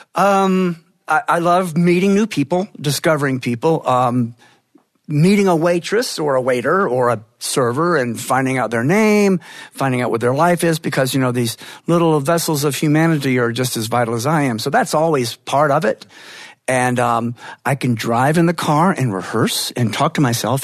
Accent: northern Georgia, United States; I love going home there. I love being on the road. I love returning home and feeling the familiar. And yes, my accent does start switching back

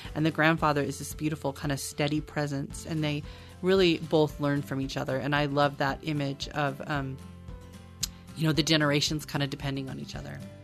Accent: Oregon, United States; also born or lived in Portland, Oregon; I was born in Oregon

